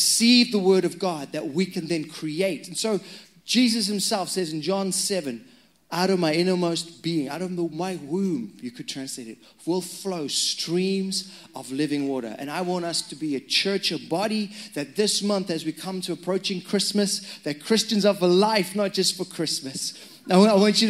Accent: Zimbabwe; moved away; I'm Zimbabwean. That's why my accent's strange.

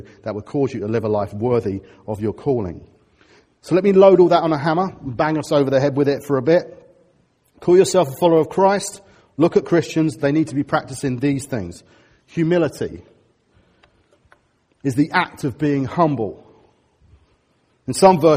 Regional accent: Harrow, London, United Kingdom; I'm from Harrow

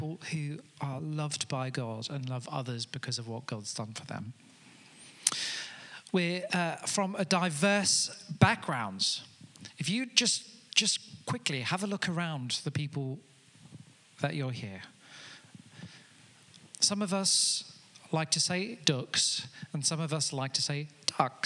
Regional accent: Amanzimtoti, KwaZulu-Natal, South Africa; now in Telford, United Kingdom; I grew up in Africa in a place called Amanzimtoti

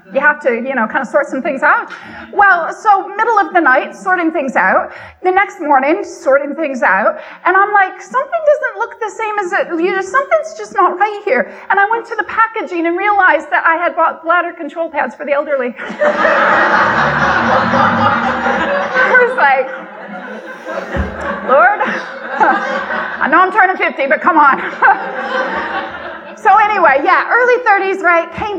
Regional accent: Michigan, United States; moved away as an adult; now in United Kingdom; I always grew up in Michigan, lived in Michigan until my mid-30s

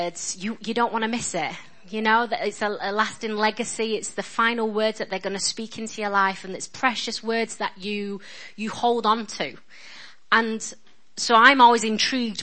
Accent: Yorkshire and the Humber, United Kingdom; So I'm a Yorkshire girl

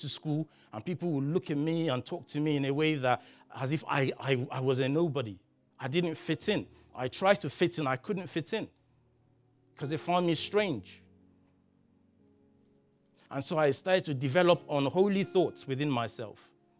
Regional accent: Nigeria; also born or lived in Belgium; I was only 3 years old when I moved from Nigeria to Belgium. And I spent like 11 years abroad. I lost my mother tongue and I picked up French and English, or a combination.

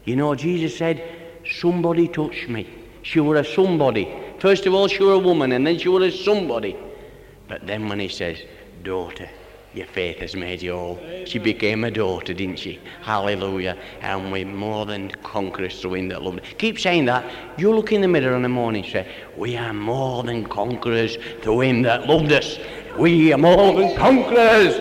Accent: Barnsley, Yorkshire and the Humber, United Kingdom; I'm from Barnsley, brother, and my mother and father came this way before I did

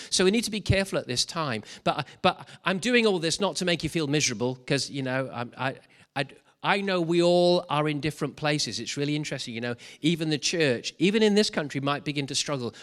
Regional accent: Wales, United Kingdom; speaking as a Welshman

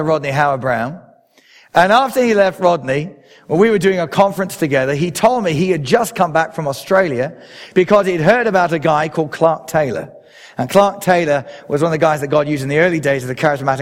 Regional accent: England, United Kingdom; I am an Englishman.

